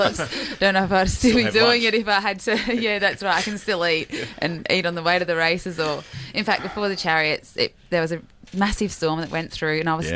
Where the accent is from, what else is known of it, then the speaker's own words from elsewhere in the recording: Port Pirie, South Australia, Australia; I was born in Port Pirie, country, South Australia, and he was a postman